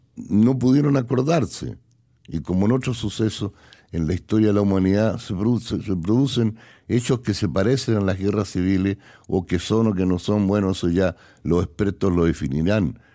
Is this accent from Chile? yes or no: yes; Chile; moved away as an adult; Yo estaba en mi país por mi voluntad y estaba desafiando todos los poderes que me expulsaron de mi tierra